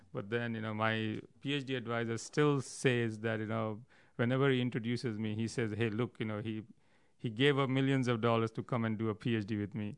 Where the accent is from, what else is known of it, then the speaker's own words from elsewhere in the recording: New Delhi, Delhi, India; I grew up in New Delhi, India